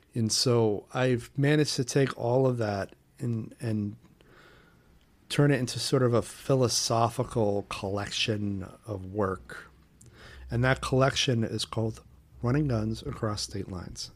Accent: Portland, Maine, United States; my hometown of Portland, Maine

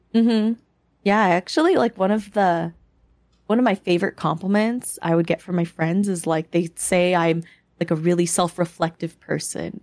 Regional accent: United States; also born or lived in Philippines (parents' origin); I grew up in a Canadian Asian American household

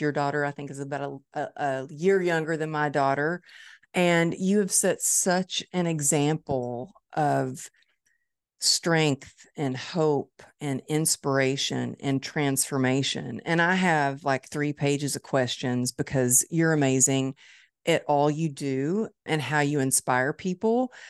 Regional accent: Dallas, Texas, United States; It's my hometown

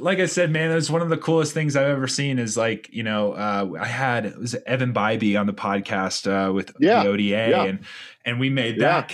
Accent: South Carolina, United States; moved away; I grew up in the South. And when I left the South, you know, I was actually like your Bible thumping Southerner

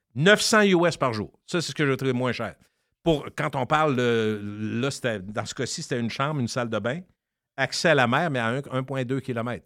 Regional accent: Loretteville, Quebec, Canada; accent: English of Loretteville; mon anglais de Loretteville

